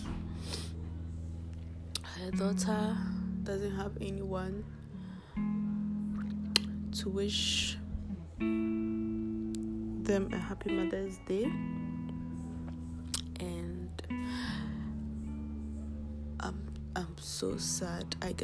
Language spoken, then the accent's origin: English; Ghana; I'm from Ghana